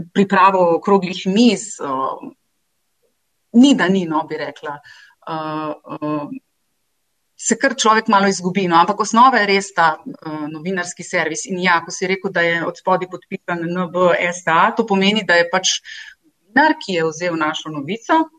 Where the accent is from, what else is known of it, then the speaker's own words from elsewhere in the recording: Nova Gorica, Goriška, Slovenia; moved away; jaz sem iz Nove Gorice doma eh, in tam sem obiskovala tudi osnovno šolo in gimnazijo